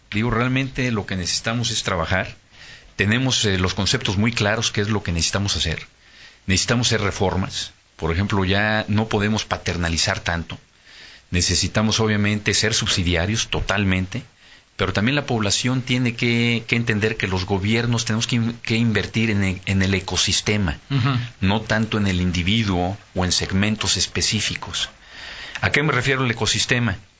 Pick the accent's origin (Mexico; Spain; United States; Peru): Mexico; como mexicanos